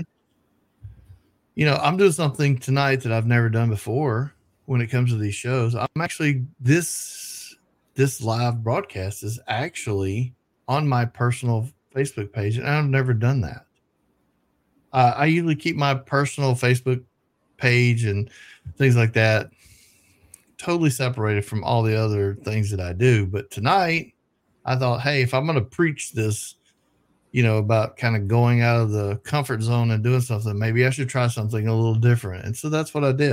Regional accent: the South, United States; I'm from the South

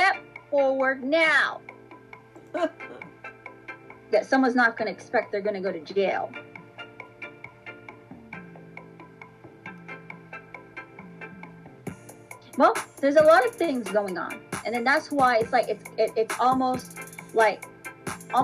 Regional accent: Canada; I'm a Canadian

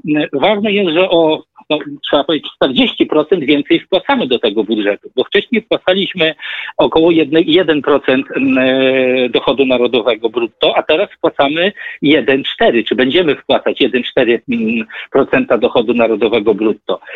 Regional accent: Zamość, Lublin Voivodeship, Poland; ja pochodzę z Zamościa, małe miasto

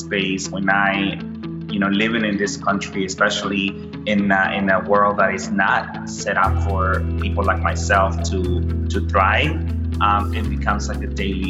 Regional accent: Houston, Texas, United States; also born or lived in El Salvador; So I am originally from El Salvador, Central America. I grew up in Houston, Texas. I moved to Houston when I was 13. You know, like many, you know, people from my country, we left El Salvador because of gun violence.

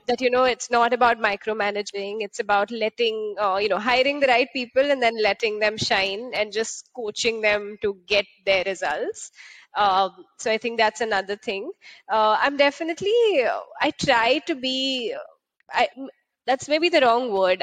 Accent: Mumbai, Maharashtra, India; moved away; I grew up in uh, in Bombay, uh, which is the bubble of India.

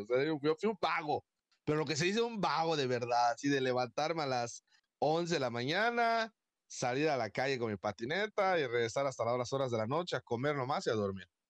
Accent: Mérida, Yucatán, Mexico; una persona como yo, que soy de Mérida

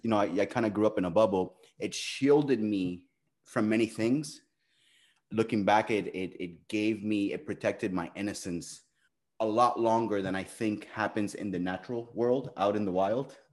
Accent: Miami, Florida, United States; also born or lived in Cuba; I was born in Cuba, right? I like to tell people that I'm as from Miami as from Miami gets, which means being born in Cuba

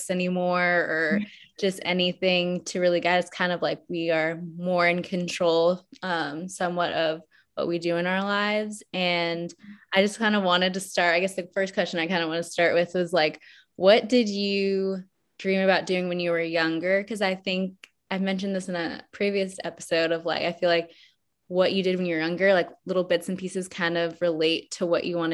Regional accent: Atlanta, Georgia, United States; also born or lived in Colorado; I moved when I was around 6 or 7 from Colorado. I was born in Colorado. I moved to Atlanta, and I've lived in Atlanta ever since

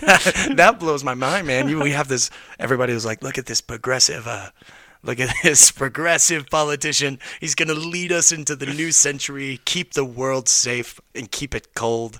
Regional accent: Knoxville, Tennessee, United States; moved away; I'm from Knoxville, Tennessee. That's where I'm originally

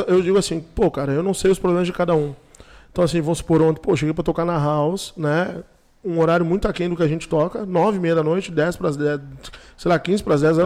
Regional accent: Brazil; onde eu me criei, na Vila Chutes

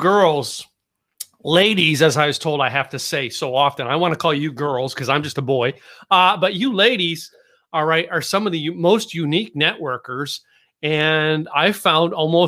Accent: Philadelphia, Pennsylvania, United States; now in Dallas, United States; I grew up in Philadelphia

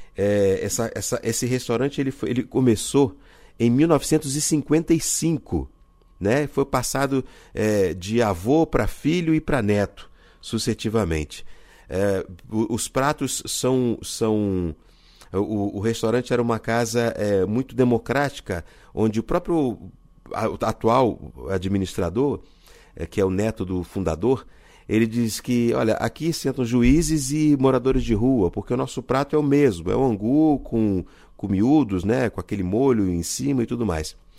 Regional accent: Rio de Janeiro, Brazil; minha cidade natal, que é o Rio de Janeiro

